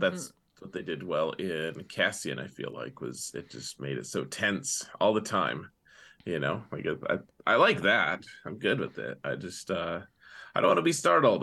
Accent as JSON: {"language": "English", "region": "Wyoming", "country": "United States", "tie": "born or raised there", "moved": "as an adult", "said": "I grew up in Wyoming."}